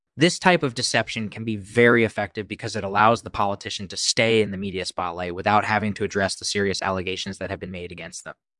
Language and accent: English; India; moved away as an adult; now in United States; I'm originally from India, and I've been living in the United States for the last ten years or so.